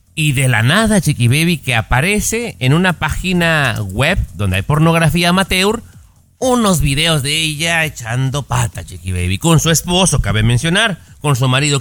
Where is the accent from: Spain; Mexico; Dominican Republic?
Mexico; somos ambos mexicanos